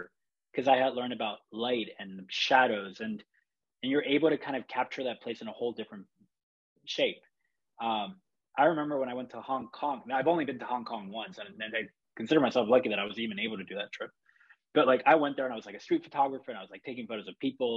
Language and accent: English; Chile; now in San Francisco, United States; I grew up in Chile, that's where I'm from